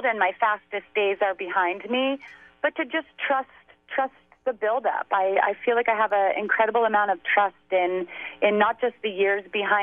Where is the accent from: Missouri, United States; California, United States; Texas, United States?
California, United States; also born or lived in Waltham, Massachusetts; I was raised in California.